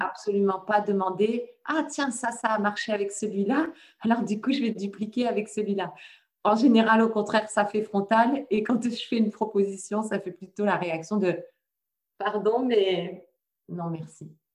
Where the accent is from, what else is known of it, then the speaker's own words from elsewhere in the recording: France; also born or lived in Le Mans; je suis de France. Pour le moment, je loge près du Mans